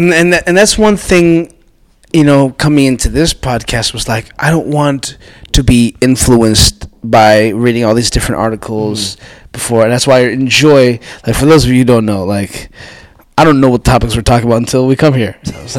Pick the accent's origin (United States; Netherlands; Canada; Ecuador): Canada; Toronto, Ontario; I'm from Scarborough.